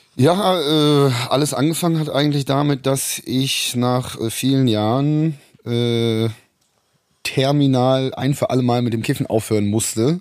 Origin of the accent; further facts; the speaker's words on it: Rhineland, Germany; moved away; also born or lived in Munich; ich bin ja im Rheinland zur Schule gegangen